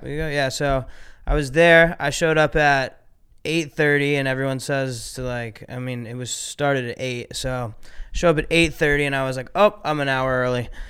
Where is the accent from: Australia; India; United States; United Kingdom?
United States; Ohio; I grew up in Ohio